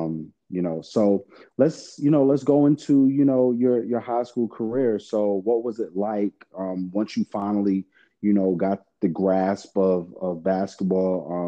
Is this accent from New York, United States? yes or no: yes; New York, United States; I'm from New York